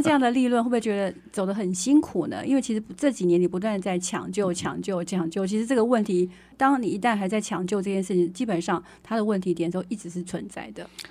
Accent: Taiwan; moved away; also born or lived in Hsinchu City; 我最近回到我的故乡在丰城哦

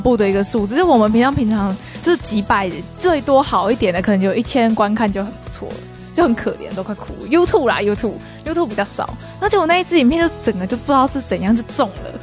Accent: Taiwan; 我们台湾人讲日文一定也会有一点点就是外国人腔

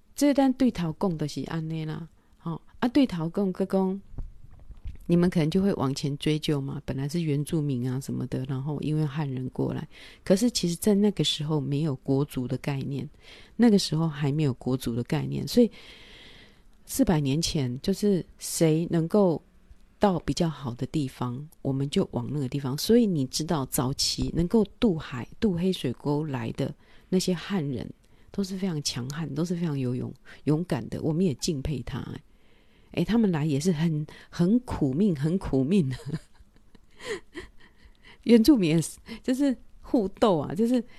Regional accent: Taiwan; moved away; also born or lived in France; 我们台湾人的个性

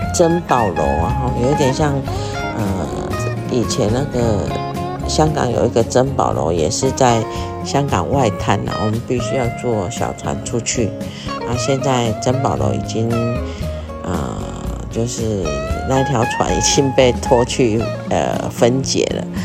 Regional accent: Taiwan; 就像我们台湾啊，我们中国的也是很禁忌什么三十九、二十九啊

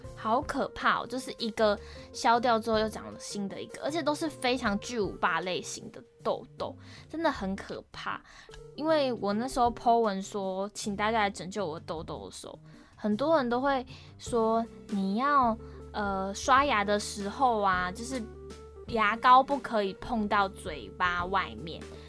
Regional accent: Kaohsiung, Taiwan; moved away as an adult; also born or lived in Banqiao; 我是读板桥的台艺大嘛，那因为我是高雄人的关系

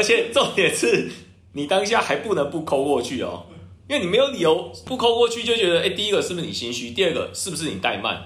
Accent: Taiwan; 因为我也是台湾人，我就是这样教会长大的嘛

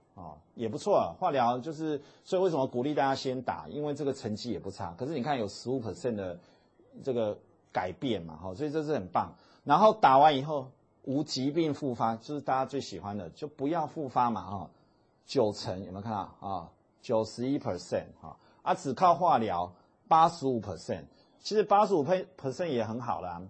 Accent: Taiwan; 我们讲台语

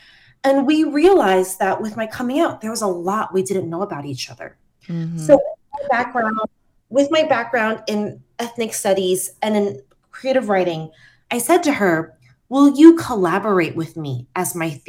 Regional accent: Taiwan; my friends growing up in Taiwan and my friends that have grown up abroad

